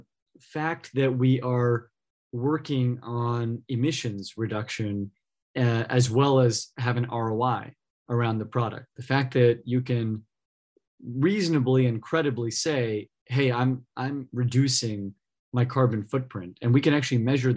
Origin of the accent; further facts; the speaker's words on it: California, United States; I grew up in California a couple of hours south of here